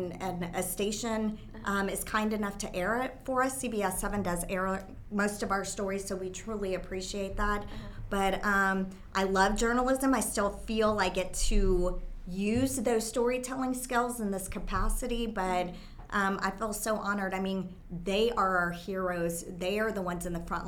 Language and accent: English; Texas, United States; moved away; also born or lived in California; I was born here in Texas. And so I came back to Texas